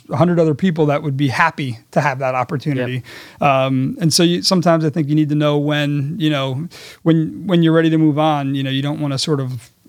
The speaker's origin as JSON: {"language": "English", "country": "Netherlands", "tie": "born or raised there", "said": "I, I had I'd spent time growing up in the Netherlands."}